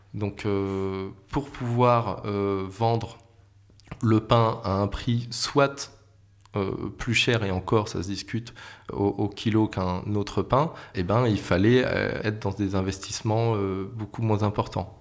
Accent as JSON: {"language": "French", "town": "Paris", "region": "Île-de-France", "country": "France", "said": "en tant que Parisien"}